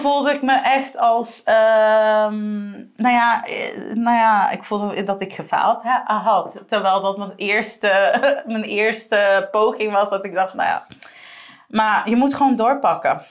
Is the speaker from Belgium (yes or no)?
no; Aruba; moved away as an adult; now in Netherlands; ik kom van Aruba